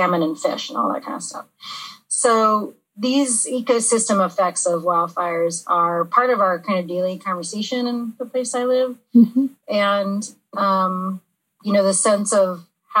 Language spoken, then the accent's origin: English; Santa Monica, California, United States; Santa Monica, California.